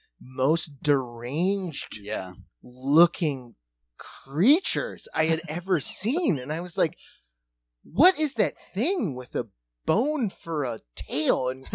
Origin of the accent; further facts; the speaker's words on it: Watertown, United States; moved away; also born or lived in Minneapolis; we're from Watertown, so it's like it's pastoral and there are woodland creatures